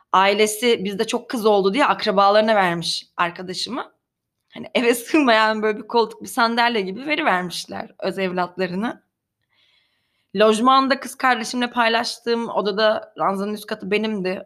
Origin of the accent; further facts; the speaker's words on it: Karabük, Karabük Province, Turkey; Ben Karabük'te beyaz floresan ışıklı bir lojman dairesinde büyüdüm